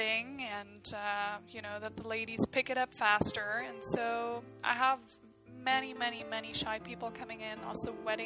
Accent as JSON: {"language": "English", "region": "Southern Germany", "country": "Germany", "moved": "as an adult", "lives_now": "Vancouver, Canada", "said": "I'm from Germany, and I'm from a much smaller city. I come from the south"}